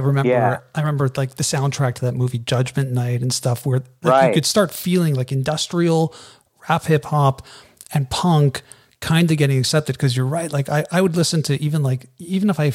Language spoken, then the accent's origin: English; Canada; I'm Canadian